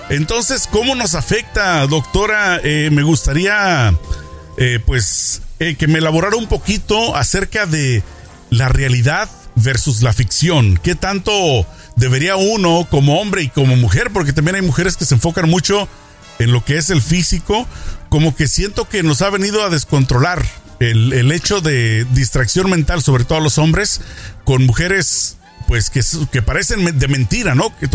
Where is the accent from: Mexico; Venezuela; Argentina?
Mexico; una costumbre más de Estados Unidos en mi época de juventud de niño en México pues no existía